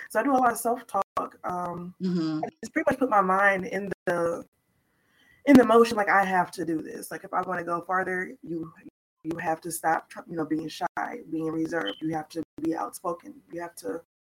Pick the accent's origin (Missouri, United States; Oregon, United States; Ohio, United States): Missouri, United States; St. Louis; I'm from St. Louis, Missouri.